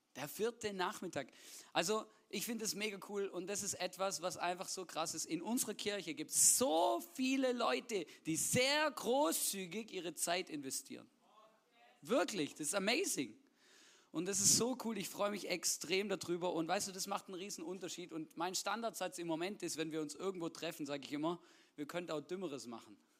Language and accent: German; Swabia, Baden-Württemberg, Germany; ich bin ja gebürtiger Schwabe